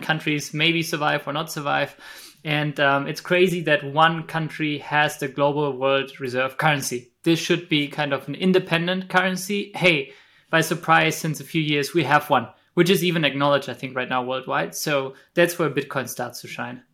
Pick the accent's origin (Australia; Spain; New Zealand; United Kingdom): Spain; moved away; I'm, I think, Spanish